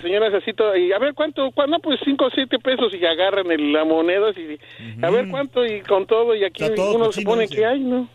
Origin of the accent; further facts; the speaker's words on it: Mexico City, Mexico; moved away; yo soy del DF